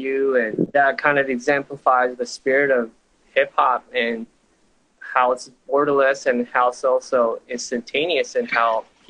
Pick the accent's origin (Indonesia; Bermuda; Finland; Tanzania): Tanzania; also born or lived in London, United Kingdom / Japan / Silicon Valley, United States; So I grew up in Tanzania, London.